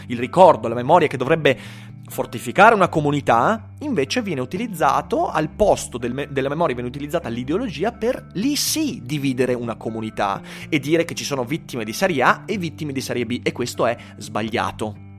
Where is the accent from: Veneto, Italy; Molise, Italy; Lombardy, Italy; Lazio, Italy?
Veneto, Italy; Schio; io sono di Schio